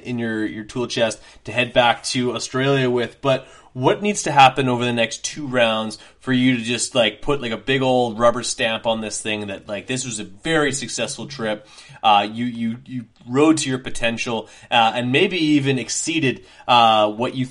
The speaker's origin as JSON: {"language": "English", "country": "Canada", "said": "myself as a Canadian"}